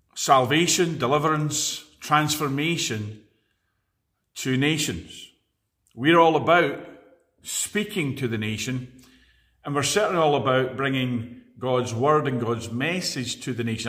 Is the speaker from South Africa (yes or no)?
no; Edinburgh, Scotland, United Kingdom; now in Glasgow, United Kingdom; I was born in Edinburgh